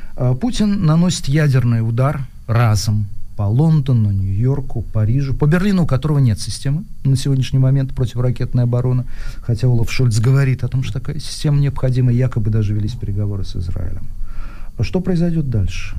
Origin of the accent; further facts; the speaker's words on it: Ivanovo, Ivanovo Oblast, Russia; я человек прямой, ивановский, никакой не петербургский